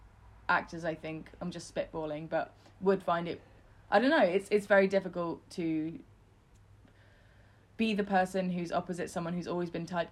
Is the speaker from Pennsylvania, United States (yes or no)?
no; New York, United States; And I've always been around celebrities because I'm from New York.